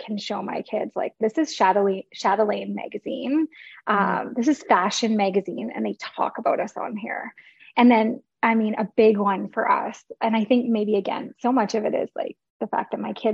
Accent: St. Albert, Alberta, Canada; I'm from St. Albert

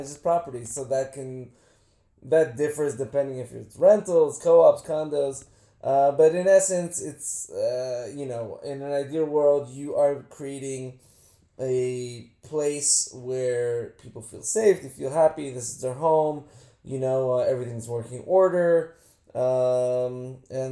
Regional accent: New York City, New York, United States; I'm from this exotic little town called Queens

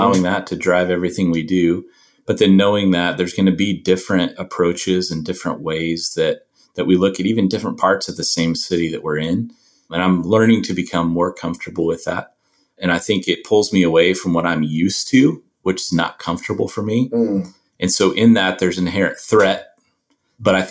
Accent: United States; moved away as an adult; also born or lived in South Asia; I'm an American

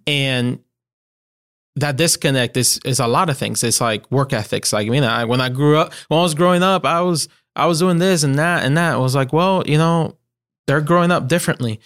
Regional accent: Puerto Rico; first language Spanish; English is a second language; moved away as an adult; now in Greenville, United States; I was born, born and raised in Puerto

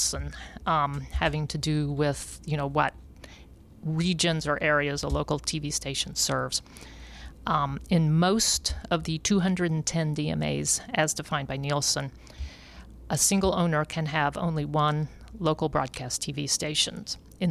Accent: Jefferson City, Missouri, United States; my hometown, Jefferson City, Missouri

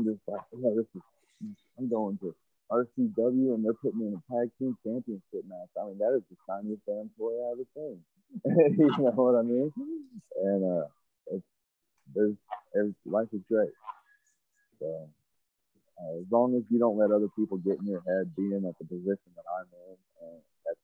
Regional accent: Georgia, United States; moved away; I was actually born in Georgia.

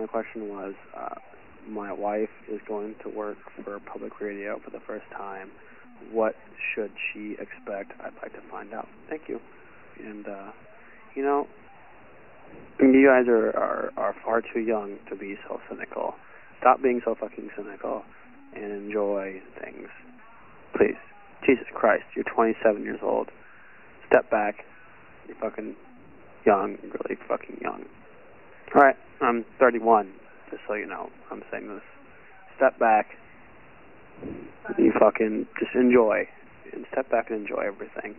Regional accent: Minneapolis, Minnesota, United States; also born or lived in Atlanta; I'm from Minneapolis, but I'm actually in Atlanta

